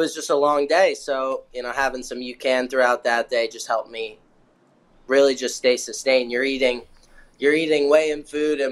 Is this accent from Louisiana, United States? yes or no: no; New Jersey, United States; I was from Jersey.